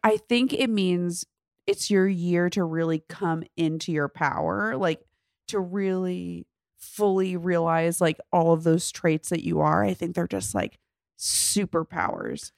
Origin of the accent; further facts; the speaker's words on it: New York, United States; I can do the accent because I'm from New York